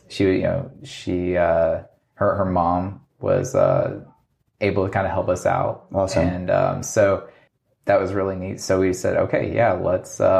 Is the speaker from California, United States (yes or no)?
no; Virginia, United States; also born or lived in Alaska, United States; I grew up in {S1} Virginia. Uh, my dad was military when I was younger, so I was I was born in Alaska which is like my crazy fact.